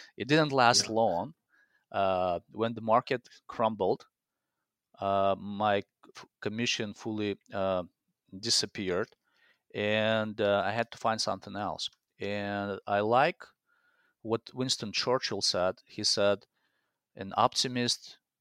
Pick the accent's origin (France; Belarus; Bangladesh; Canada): Belarus; English is a second language; moved away as an adult; also born or lived in Spain / Italy; now in Minneapolis, United States; So I came to US in 2004. I came from Belarus, which is Eastern Europe.